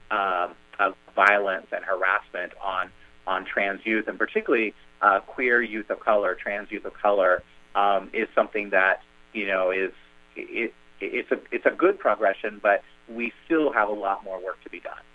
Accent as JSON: {"language": "English", "region": "Kansas", "country": "United States", "tie": "born or raised there", "moved": "yes", "said": "where I grew up in Kansas and you know, in, in rural areas of the country"}